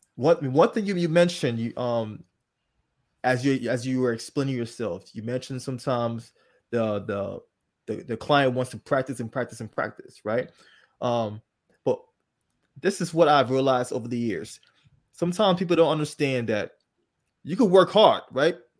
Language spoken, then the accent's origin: English; Liberia; moved away; I was not born here. I was born in Liberia, um, a country in West Africa